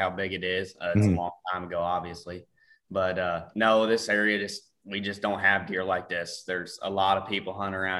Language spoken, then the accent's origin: English; Ste. Genevieve, Missouri, United States; I'm from St. Genevieve, Missouri